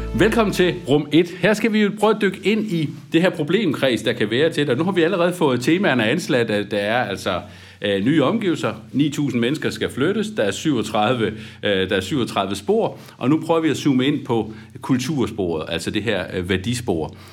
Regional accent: Aarhus, Central Denmark Region, Denmark; Nu er jeg jo selv fra Aarhus

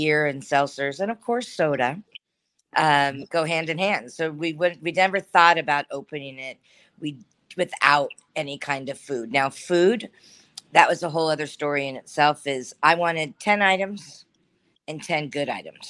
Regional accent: San Diego, California, United States; now in Estero, United States; I'm born and raised in San Diego, California.

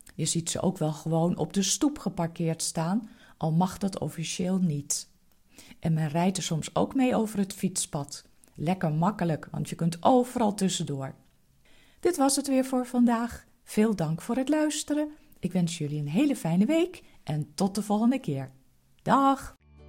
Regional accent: Netherlands; Als echte Nederlanders

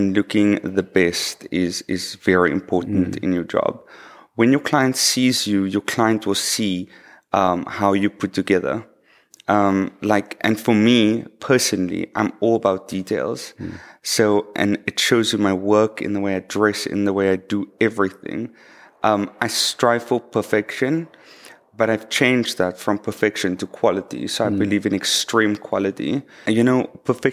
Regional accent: Cape Town, Western Cape, South Africa; also born or lived in Hermanus; I was actually born in the southern suburbs. I went to school there as well.

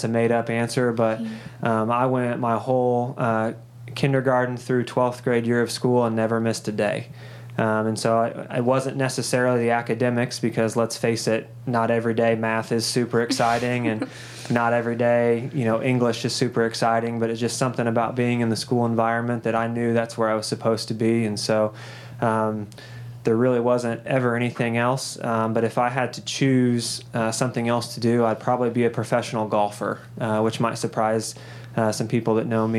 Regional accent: Columbus, Indiana, United States; I'm born and raised right here in Columbus

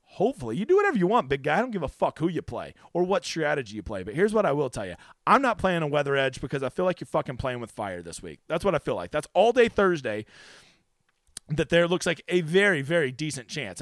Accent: Oklahoma, United States; here in my home state of fucking piece of shit Oklahoma

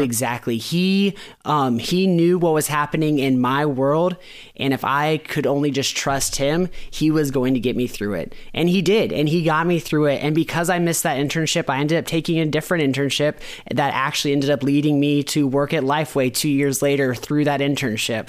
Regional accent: Florida, United States; moved away; I'm from Florida

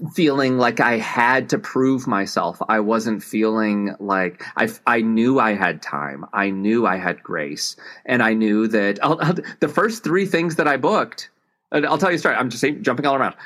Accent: Tennessee, United States; I grew up in Tennessee.

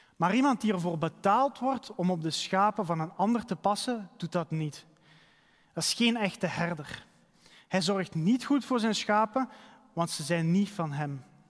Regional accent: Halen, Flanders, Belgium; bij ons in de straat waar ik ben opgegroeid in Halen

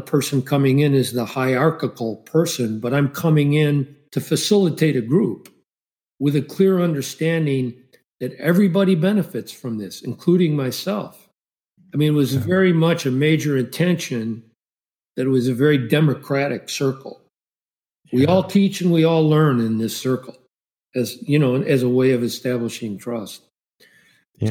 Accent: Chicago, Illinois, United States; I grew up in Chicago, multiracial environment

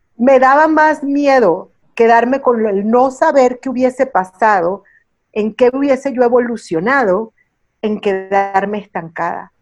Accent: Miami, Florida, United States; moved away as an adult; also born or lived in Venezuela / New York; now in Mexico; Yo nací en Venezuela, Ah, y a muy temprana edad mis familias se muevan a los Estados Unidos, mi mamá venezolana, mi papá cubano, pero crecida en Miami, en los Estados Unidos.

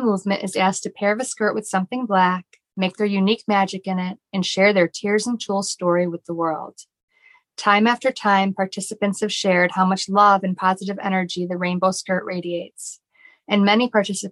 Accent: Chicago, Illinois, United States; now in Orlando, United States; I'm from Chicago

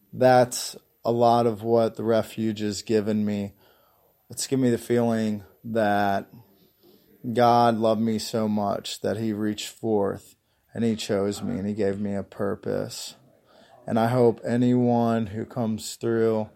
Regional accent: Union, Kentucky, United States; I'm from Union, Kentucky

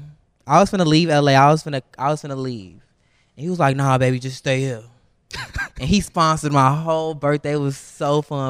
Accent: Chicago, Illinois, United States; Yeah, I'm from 79. I'm from the trenches.

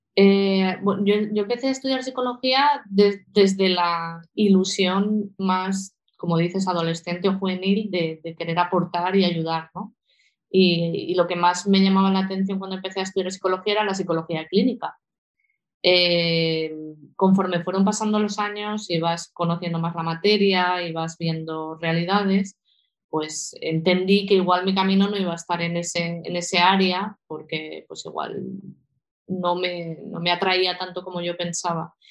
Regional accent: Valencia, Valencian Community, Spain; moved away as an adult; also born or lived in Sant Joan d'Alacant, Alicante / Portugal / Portland, United States; now in Asturias, Spain; de, pequeñita eh, nos mudamos a Valencia y desde entonces eh, pues he estado viviendo en Valencia, me he formado allí

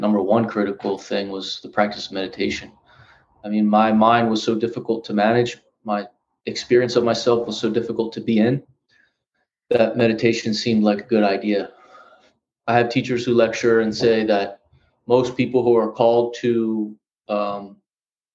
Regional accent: Philadelphia, Pennsylvania, United States; now in Los Angeles, United States; I'm from Philly

